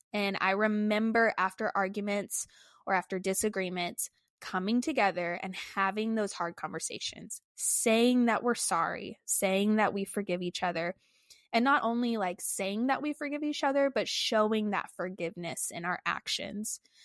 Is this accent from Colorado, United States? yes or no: no; Texas, United States; moved away as an adult; when we got married, we moved away from Texas